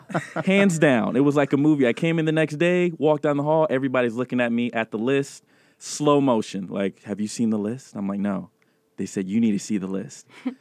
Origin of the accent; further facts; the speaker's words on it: Germany; I'm a military child, so I was born in Germany, and I lived there 20 years.